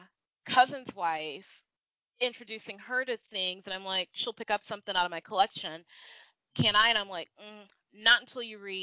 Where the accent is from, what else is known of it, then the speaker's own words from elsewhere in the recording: United States; growing up in the States, I'm not white